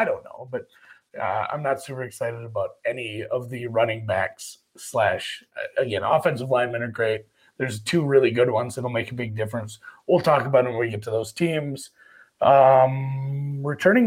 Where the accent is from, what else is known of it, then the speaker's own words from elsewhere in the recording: Minnesota, United States; I'm from Minnesota